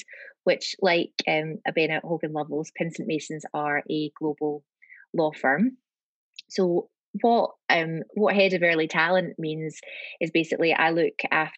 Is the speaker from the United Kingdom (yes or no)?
yes; Glasgow, Scotland, United Kingdom; accent: Scottish; moved away; it's a Scottish accent. So I'm from Glasgow, and I'm back in Glasgow now.